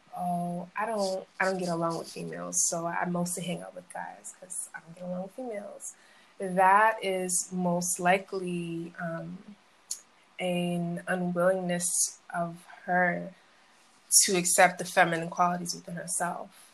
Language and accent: English; Boston, Massachusetts, United States; also born or lived in Brooklyn, New York; I was about nine, 10, I moved to Massachusetts. I moved to Mattapan